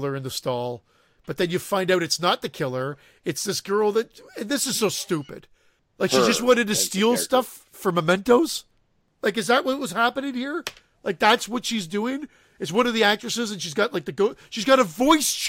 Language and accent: English; Canada; we're Canadian on this show